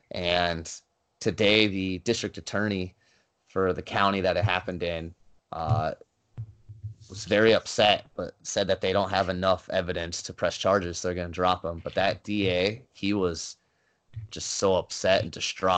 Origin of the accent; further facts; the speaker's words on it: Arizona, United States; I'm from Arizona